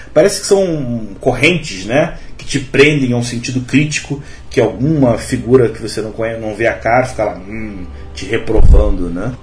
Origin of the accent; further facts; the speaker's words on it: Rio de Janeiro, Brazil; eu sou carioca, mas eu tenho uma avó baiana, eu cresci ouvindo histórias